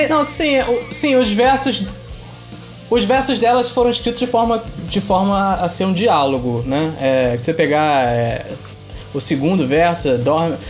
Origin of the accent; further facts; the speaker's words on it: Itaboraí, Rio de Janeiro, Brazil; fomos criados em. em somos de Taboraí, criados em Tambi que é um bairro pobre da, de, de Itaboraí